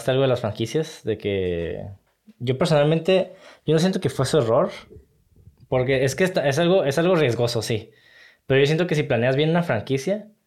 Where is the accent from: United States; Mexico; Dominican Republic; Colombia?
Mexico; Como mexicano, siempre cuando.